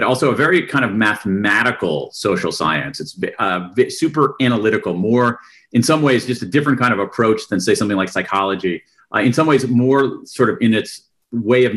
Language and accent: English; Columbus, Ohio, United States; moved away as an adult; also born or lived in Wilmington, Delaware; I was actually born in Wilmington, Delaware, home of Joe Biden. But I grew up in Columbus, Ohio.